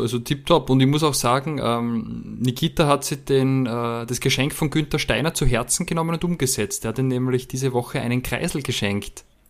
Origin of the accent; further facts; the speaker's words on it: Austria; bei uns in Österreich